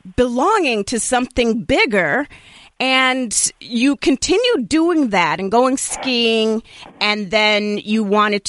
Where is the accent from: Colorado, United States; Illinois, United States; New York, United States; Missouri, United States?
Colorado, United States; I was born in Colorado